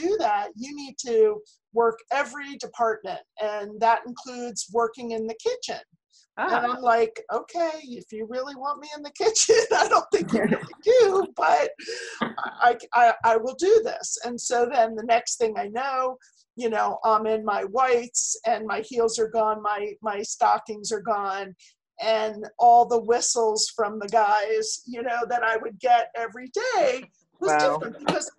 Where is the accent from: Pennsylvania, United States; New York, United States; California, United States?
Pennsylvania, United States; Philadelphia suburbs; moved away; I'm from Philly